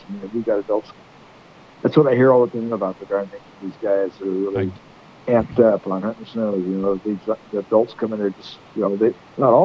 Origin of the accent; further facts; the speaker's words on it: Butte Sink area, California, United States; I'm from California down there in the Butte Zinc area.